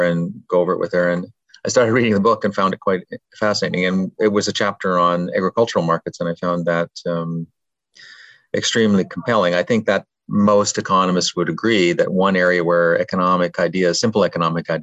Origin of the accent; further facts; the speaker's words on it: rural Ontario, Canada; moved away; I grew up in rural Ontario, about 60 miles northwest of the city of Toronto on a dairy farm.